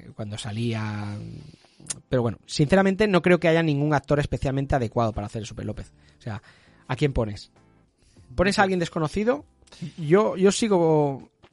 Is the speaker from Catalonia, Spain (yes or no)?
yes; Catalonia, Spain; Que somos catalanes